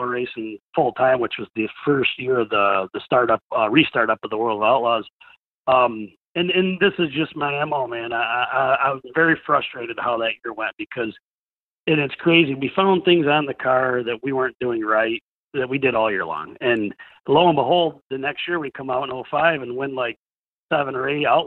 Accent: New York, United States; I come from New York

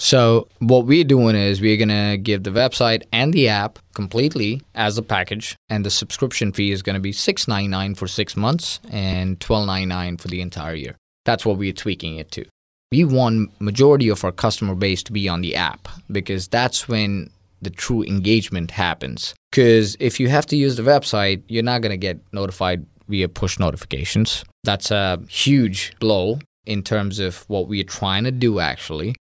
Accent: India; moved away as an adult; now in Mississippi, United States; I'm originally from India, born and raised for twenty-one years

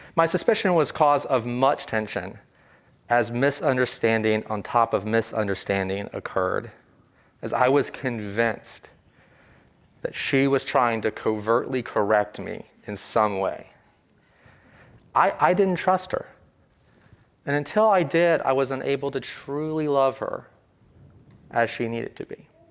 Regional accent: Virginia, United States; I am from the South, from a small textile town in Virginia

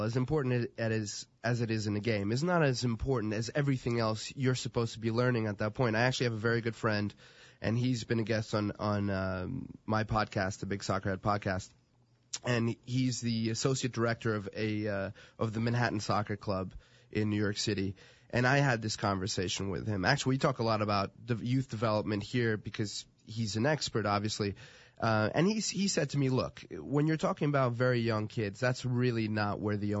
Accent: Portugal; moved away; I grew up in Portugal. I grew up playing our club for the youth development

